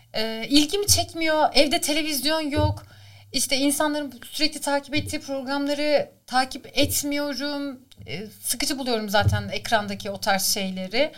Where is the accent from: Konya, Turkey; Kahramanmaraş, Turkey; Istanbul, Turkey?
Istanbul, Turkey; moved away as an adult; doğma büyüme İstanbul Şişli Etfar'da doğmuşum.